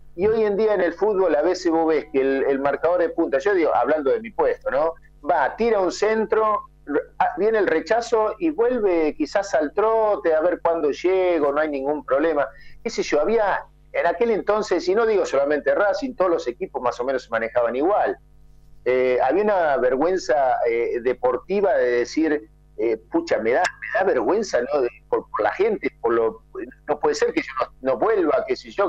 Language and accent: Spanish; southern Córdoba, Argentina; moved away; yo vengo del sur de Córdoba